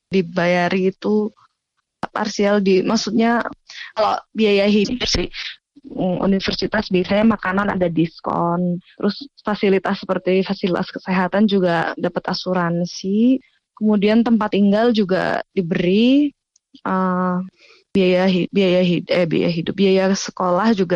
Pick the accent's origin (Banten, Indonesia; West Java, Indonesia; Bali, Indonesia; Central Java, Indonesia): West Java, Indonesia; Bandung; now in Iran; bener, lahir di Bandung, besar di Bandung.